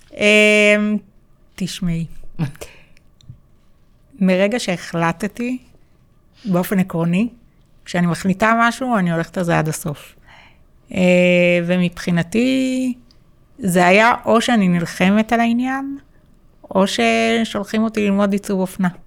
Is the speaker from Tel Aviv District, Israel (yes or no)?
yes; Holon, Tel Aviv District, Israel; אמ, גדלתי בשכונת נווה רמז, כמו שאמרתם.